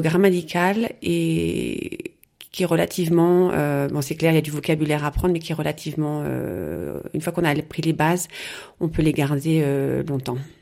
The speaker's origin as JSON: {"language": "French", "town": "Rouen", "region": "Normandy", "country": "France", "tie": "born or raised there", "also_born_or_lived": "Passau, Germany / Chiari, Italy", "moved": "as an adult", "lives_now": "Munich, Germany", "said": "je suis née à Rouen. voilà, donc j'ai fait mes études, j'ai fait mes études à Rouen"}